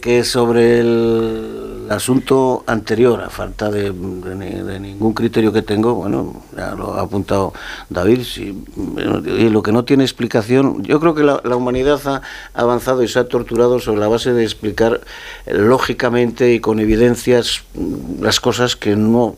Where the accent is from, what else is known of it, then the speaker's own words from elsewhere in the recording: Castile and León, Spain; mi tierra, en mi comunidad autónoma